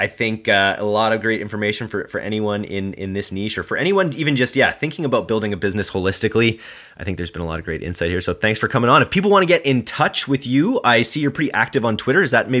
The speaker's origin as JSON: {"language": "English", "country": "Canada", "said": "we're Canadian"}